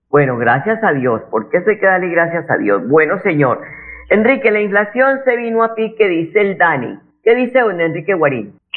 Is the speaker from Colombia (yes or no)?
yes; Colombia; los colombianos